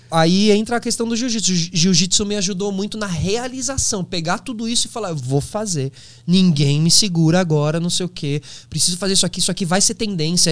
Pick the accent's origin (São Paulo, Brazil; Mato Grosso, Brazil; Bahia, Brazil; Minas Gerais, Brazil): São Paulo, Brazil; Eu sou de São Paulo